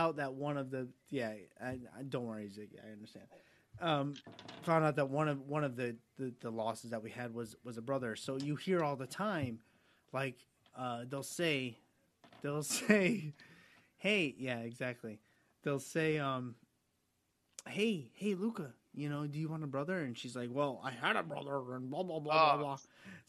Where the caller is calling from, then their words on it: Albany, New York, United States; I'm in New York. I'm in upstate New York, about Albany area.